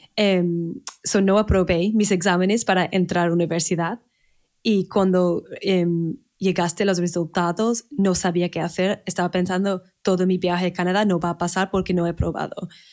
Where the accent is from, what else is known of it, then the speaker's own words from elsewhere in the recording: Manchester, North West England, United Kingdom; Spanish is a second language; moved away as an adult; now in Spain; Nací en Manchester, en el norte de Inglaterra